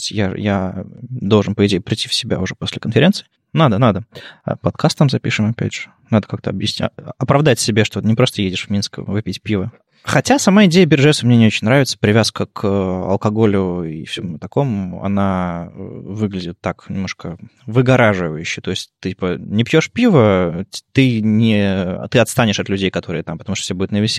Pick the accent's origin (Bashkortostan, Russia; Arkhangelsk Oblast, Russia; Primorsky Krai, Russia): Primorsky Krai, Russia; Vladivostok; Я из Владивостока, я знаю только Азию.